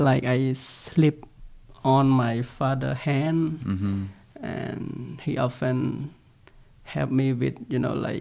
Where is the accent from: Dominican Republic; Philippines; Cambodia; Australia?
Cambodia; Banteay Meanchey; English is a second language; now in New Zealand; I come from Cambodia. Mm-hmm. And the town that I stay is in Ban Tae Mien Chai province, which is near Khmer and Thai border